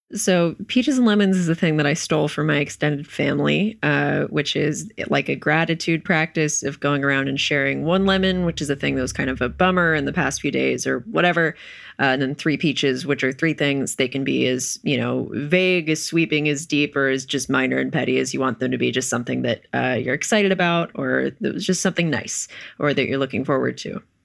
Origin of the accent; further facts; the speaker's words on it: Wilmington, North Carolina, United States; I'm from Wilmington, North Carolina